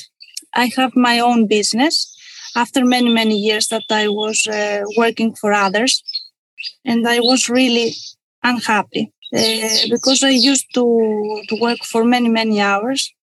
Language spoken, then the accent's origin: English; Kalamata, Peloponnese, Greece; moved away as an adult; I was born in Kalamata in 1984